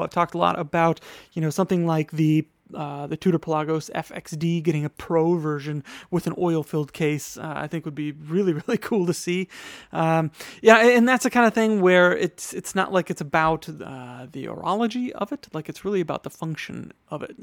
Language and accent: English; Wisconsin, United States; now in New York, United States; my home state of Wisconsin